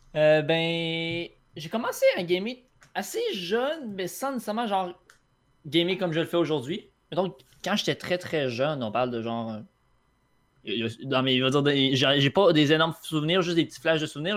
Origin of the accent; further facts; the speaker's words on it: Quebec City, Quebec, Canada; je viens de Québec. Né à Québec, dans Québec